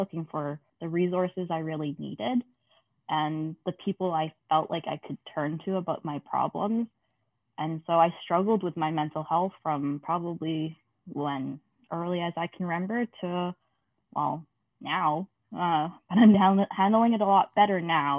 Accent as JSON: {"language": "English", "country": "Canada", "tie": "born or raised there", "said": "I am a second generation Canadian. So that means my parents weren't born here"}